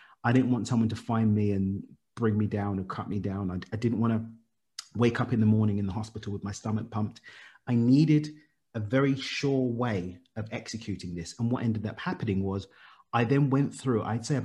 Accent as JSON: {"language": "English", "region": "London", "country": "United Kingdom", "tie": "born or raised there", "said": "child of Zimbabwean immigrants born and raised in East London in the UK"}